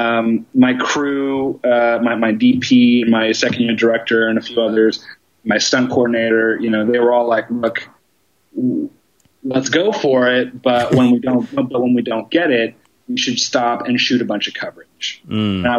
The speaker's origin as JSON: {"language": "English", "town": "Seattle", "region": "Washington", "country": "United States", "tie": "born or raised there", "also_born_or_lived": "Los Angeles", "moved": "as an adult", "said": "I grew up in the Northwest. I'm a Seattle guy."}